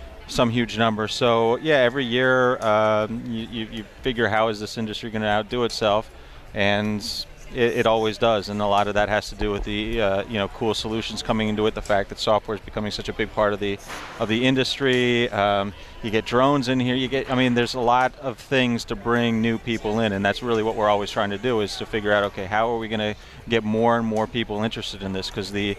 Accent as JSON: {"language": "English", "town": "Chicago", "region": "Illinois", "country": "United States", "tie": "born there", "said": "I mean, I I was born out in Chicago, where everyone's friendly and nice, in my opinion at least."}